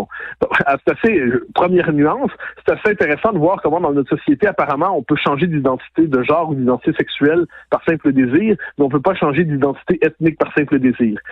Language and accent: French; Quebec, Canada; on est des Québécois